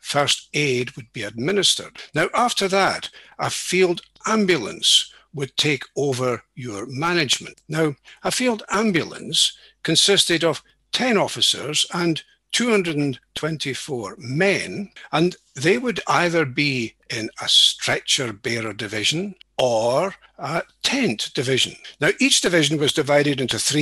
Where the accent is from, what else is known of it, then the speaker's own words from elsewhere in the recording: East Neuk of Fife, Scotland, United Kingdom; moved away as an adult; also born or lived in St Andrews / Edinburgh; now in Aberdeen, United Kingdom; I was born in St Andrews and brought up in the East Duke of Fife.